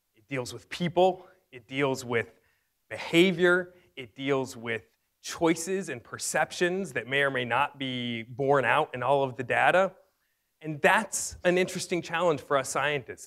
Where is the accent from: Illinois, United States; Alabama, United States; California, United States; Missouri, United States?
California, United States; Fresno; my hometown in Fresno, California